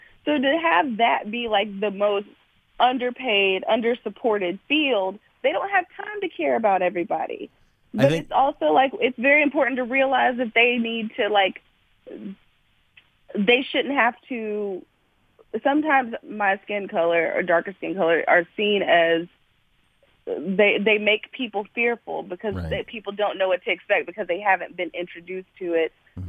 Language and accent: English; Georgia, United States; also born or lived in Kentucky; I'm from Georgia. I'm an Army grad.